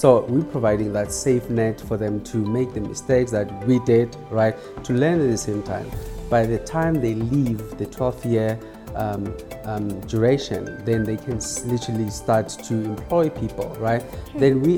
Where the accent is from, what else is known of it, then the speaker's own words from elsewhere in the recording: South Africa; I've always said to people, you have to support us, not because we are South African.